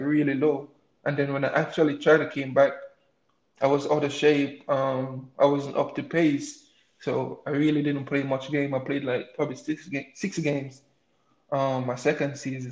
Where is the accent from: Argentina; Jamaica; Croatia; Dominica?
Jamaica; Morant Bay, Saint Thomas; moved away as an adult; also born or lived in Kingston, Jamaica; now in United States; I was born and raised in Jamaica. I came to the, um, to the States three years ago by a scholarship